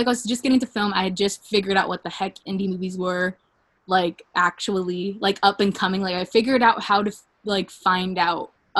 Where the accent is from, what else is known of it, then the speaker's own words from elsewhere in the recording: the South, United States; I grew up in the South, Liv.